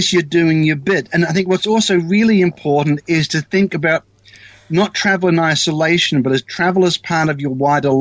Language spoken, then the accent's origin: English; Australia; moved away as an adult; now in New Zealand; I'm actually Australian